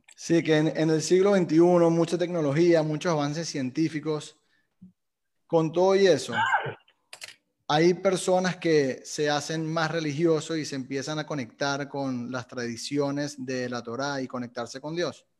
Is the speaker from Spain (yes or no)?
no; Venezuela; soy venezolano